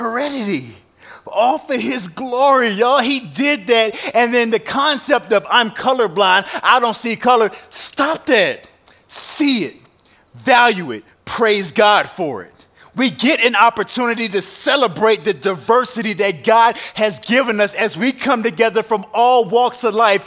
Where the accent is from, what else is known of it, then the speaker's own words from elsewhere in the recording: Virginia, United States; moved away as an adult; also born or lived in overseas (stationed 12 years); now in Wyoming, United States; I come from Virginia.